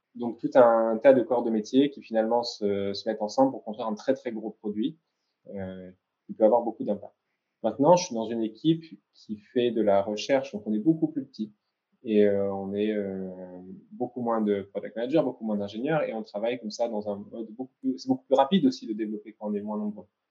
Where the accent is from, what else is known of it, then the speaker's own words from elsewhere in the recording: France; moved away as an adult; now in Israel; en tant que Français ici